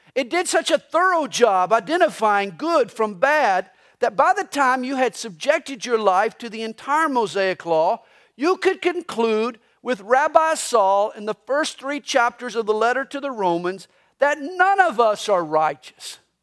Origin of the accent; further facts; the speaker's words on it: the South, United States; I grew up in the South. I grew up in a traditional Southern Baptist church